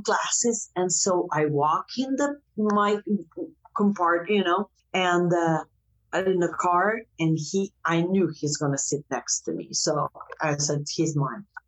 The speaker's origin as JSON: {"language": "English", "country": "Croatia", "also_born_or_lived": "United States", "moved": "as an adult", "said": "I came back in 1999 from States"}